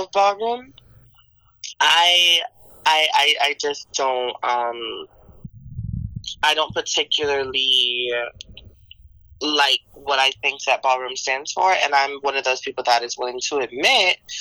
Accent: Miami, Florida, United States; now in Washington, D.C., United States; I am from Miami, but I have transplanted myself into D.C.

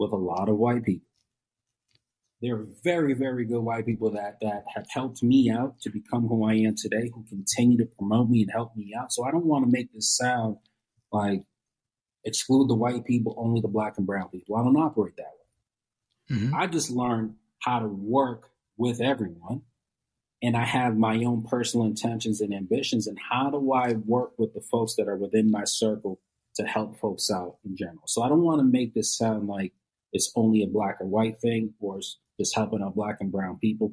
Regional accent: Brookline, Massachusetts, United States; I grew up in Brookline, went to Boston College

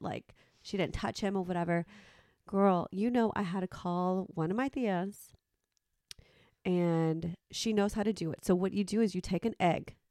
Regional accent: Mexico; me being Mexican

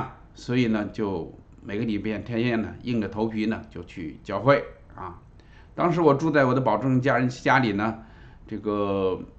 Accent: China; 我自己虽然出生在一个基督徒的家庭里头，但是在中国那个环境下，无神论的环境下啊，我从小唱的就是国际歌啊

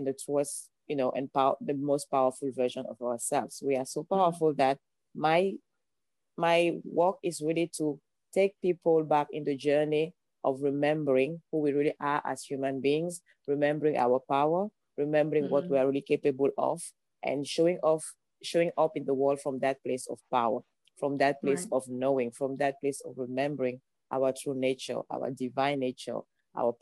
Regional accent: Cameroon; English is a second language; moved away as an adult; now in Los Angeles, United States; I'm originally from Cameroon. That's why you have this beautiful accent. I moved into Los Angeles almost 5 years ago now.

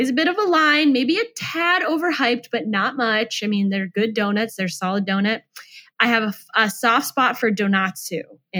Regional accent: Iowa, United States; now in Los Angeles, United States; I'm from Iowa

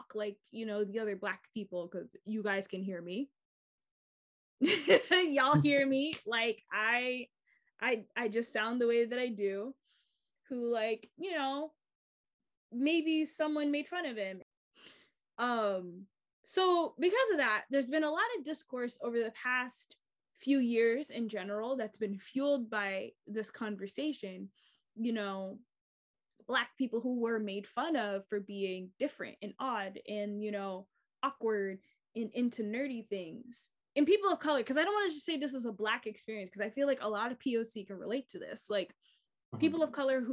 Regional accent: United States; I'm an American and I am Black and like mixed, but like, I'm not African American

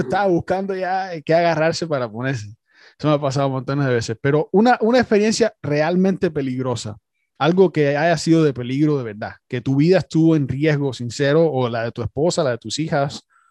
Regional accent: Cuba; yo también soy cubano

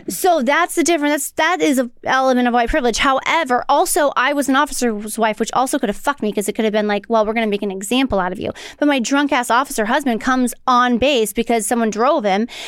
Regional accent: St. Louis, Missouri, United States; I don't know what I'm doing. I'm from St. Louis.

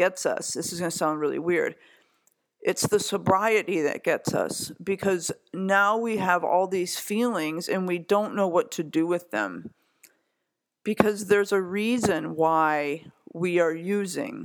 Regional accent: Chicago, Illinois, United States; I'm from Chicago

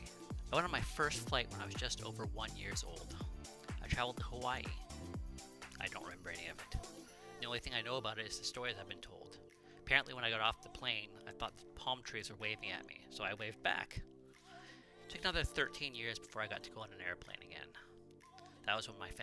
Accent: Canada; I'm a Canadian, 40 years old.

